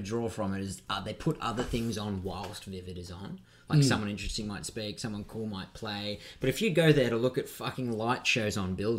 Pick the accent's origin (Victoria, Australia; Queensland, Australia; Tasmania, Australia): Queensland, Australia; Oh, don't blame me. I'm from Queensland. I just come from Europe.